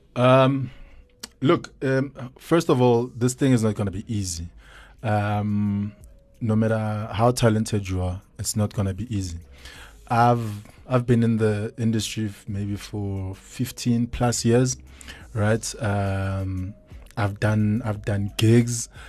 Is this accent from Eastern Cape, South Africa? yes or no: no; Soweto, Gauteng, South Africa; I'm born in Soweto, Diep Kloof, grew up in Dobsonville. Uh, spent most of my life there.